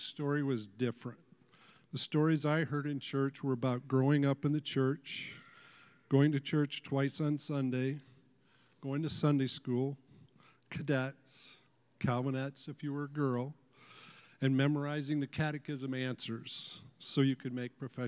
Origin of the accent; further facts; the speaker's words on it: West Michigan, United States; in church growing up in West Michigan